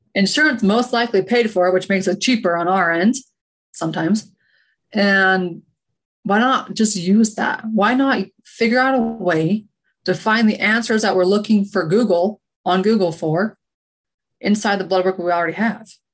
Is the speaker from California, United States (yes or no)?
no; Utah, United States; moved away as an adult; also born or lived in Oregon; I'm from Utah originally